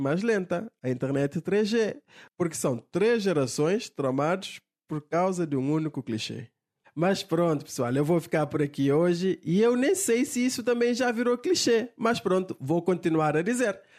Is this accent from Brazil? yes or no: no; Cape Verde